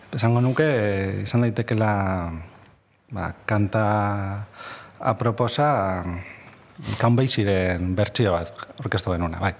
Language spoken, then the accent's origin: Basque; Bilbao, Basque Country, Spain; also born or lived in Gipuzkoa; ni bilbotarra naiz jaiotra